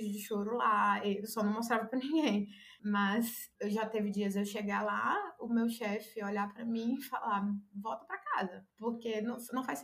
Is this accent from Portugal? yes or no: no; Conselheiro Pena, Minas Gerais, Brazil; eu sou de Conselheiro Pena, é bem, bem interior. E aí é a maior cidade aqui perto é Governador Valadares.